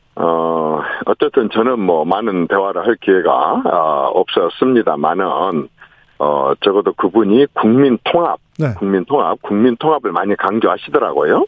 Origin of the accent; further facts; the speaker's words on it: Honam, South Korea; 호남 출신인 제가